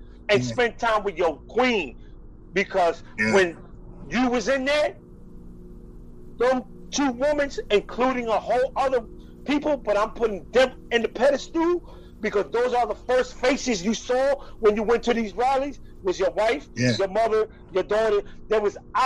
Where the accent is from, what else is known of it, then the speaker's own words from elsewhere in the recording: Philadelphia, Pennsylvania, United States; I am from the Spanish community in North Philly